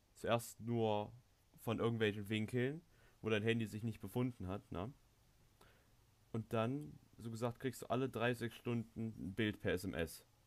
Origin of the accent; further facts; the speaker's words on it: Thuringia, Germany; bei uns in Thüringen